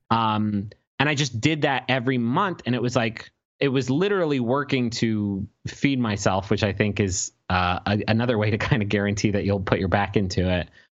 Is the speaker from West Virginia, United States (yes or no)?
yes; Huntington, West Virginia, United States; we grew up in Huntington, West Virginia